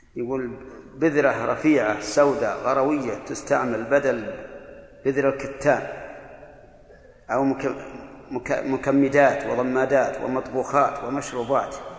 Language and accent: Arabic; Al-Qassim, Saudi Arabia; هنا عندنا في القصيم